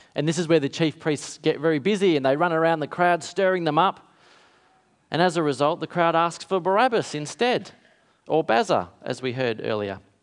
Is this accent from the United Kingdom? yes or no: no; Kalgoorlie, Western Australia, Australia; when I was a kid growing up in Kalgoorlie, is in town in a country town in W A.